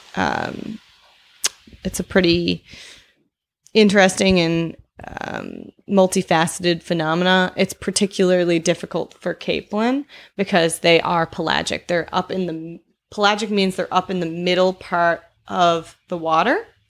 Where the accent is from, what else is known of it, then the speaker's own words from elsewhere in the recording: Cape Breton, Nova Scotia, Canada; I am not from Newfoundland. I was, um, born in Cape Breton